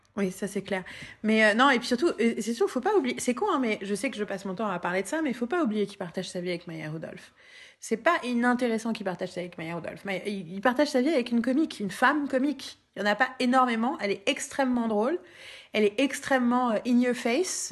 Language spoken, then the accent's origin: French; Paris, Île-de-France, France